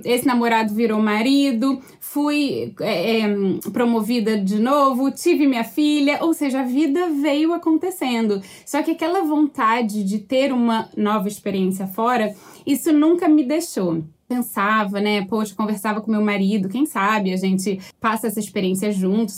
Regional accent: Rio de Janeiro, Brazil; moved away as an adult; also born or lived in United States / Australia; now in Vancouver, Canada; eu sou carioca mesmo

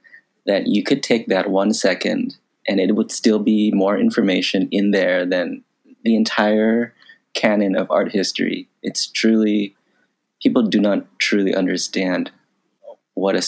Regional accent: United States; My ethnicity is Thai. My nationality is American. Buddhism is very popular in Thailand. But when I grew up in America

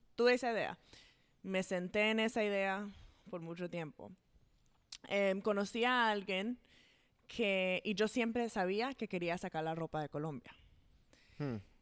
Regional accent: Atlanta, Georgia, United States; also born or lived in New Jersey; como hace tuve seis años cuando nos mudamos para aquí, para Atlanta. Entonces, toda la vida, de verdad, yo he estado aquí

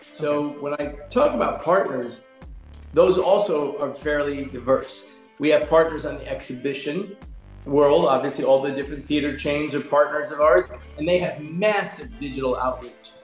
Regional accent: New York, United States; moved away as an adult; also born or lived in Culver City, California; I'm from New York

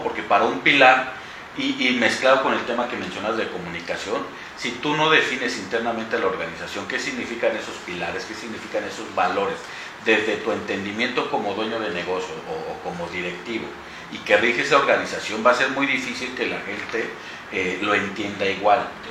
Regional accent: Orizaba, Veracruz, Mexico; moved away as an adult; now in Mexico City, Mexico; Yo soy eh, de Orizaba, ahí viví toda, pues hasta la universidad, me titulé, en cuanto me titulé me fui a, la capital

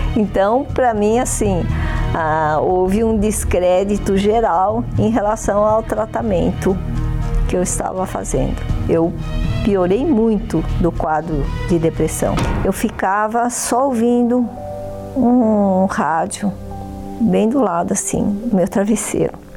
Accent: São Paulo, Brazil; Eu nasci em São Paulo, capital, né? E eu tive uma infância assim, passando com muitas dificuldades

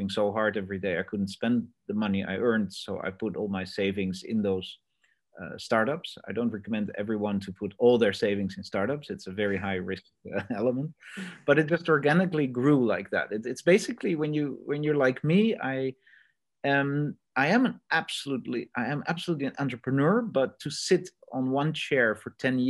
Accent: Netherlands; also born or lived in Australia; I'm Dutch myself

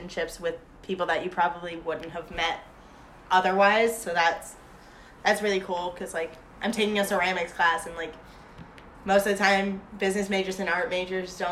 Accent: Connecticut, United States; I'm from Connecticut.

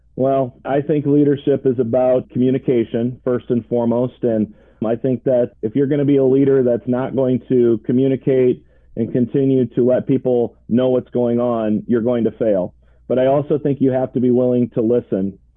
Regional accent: Ireton, Iowa, United States; I was born and raised in Ireton, Iowa, just outside of Orange City.

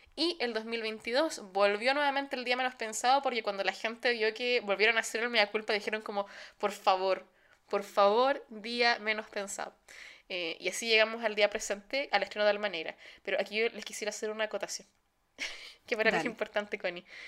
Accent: Chile; now in Germany

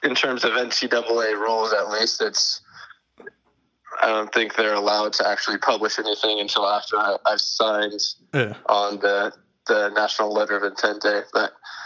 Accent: San Jose, California, United States; I grew up in San Jose, California

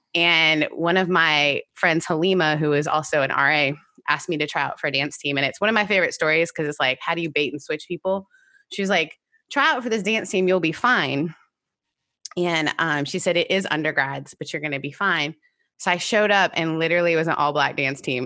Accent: Canada; my mom took us to dance class because we're Canadian

